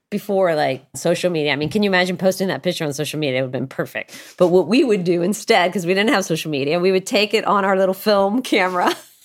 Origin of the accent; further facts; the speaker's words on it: California, United States; Well, I grew up in Southern California